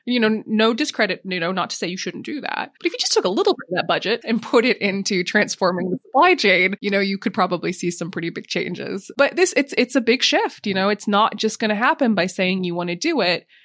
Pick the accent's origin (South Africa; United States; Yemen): United States; Montana; moved away as an adult; now in London, United Kingdom; I grew up in Montana